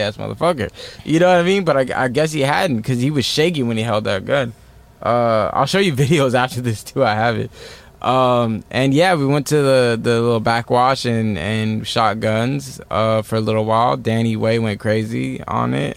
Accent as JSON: {"language": "English", "town": "Redlands", "region": "California", "country": "United States", "tie": "born or raised there", "said": "I'm from Redlands, California"}